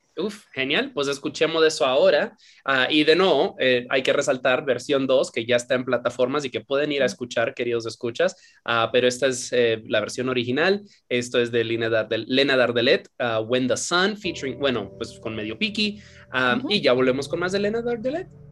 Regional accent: Dominican Republic; moved away; yo no soy dominicano, ni mis papás tampoco, pero yo soy criado en Dominicana

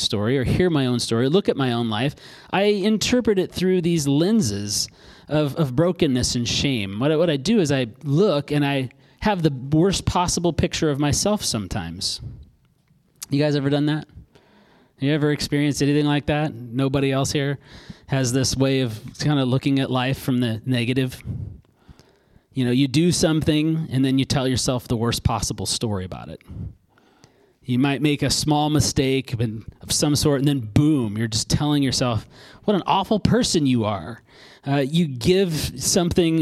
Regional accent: Alaska, United States; I grew up in Alaska

